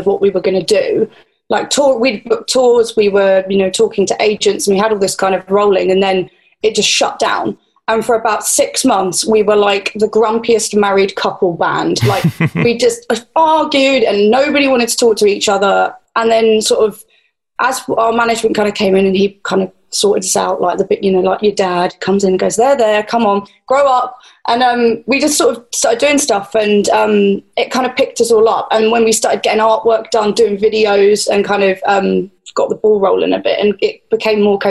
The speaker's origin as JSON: {"language": "English", "region": "England", "country": "United Kingdom", "said": "I'm English"}